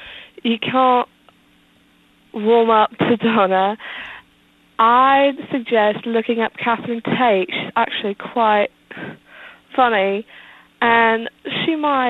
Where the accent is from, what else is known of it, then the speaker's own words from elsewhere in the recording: London, United Kingdom; I'm actually from London, but I'm visiting some family in the States.